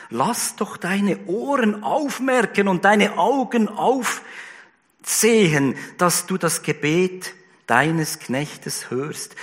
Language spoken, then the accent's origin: German; Switzerland; bei uns in der Schweiz